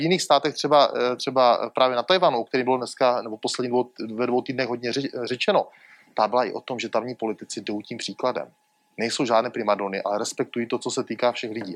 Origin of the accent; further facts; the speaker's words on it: Moravia, Czechia; jako Moravák